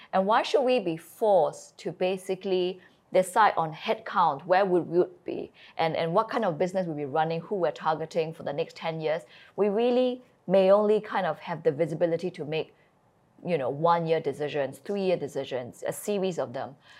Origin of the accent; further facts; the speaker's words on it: Singapore; moved away; also born or lived in Shropshire, England / China; I am born and I grew up in Singapore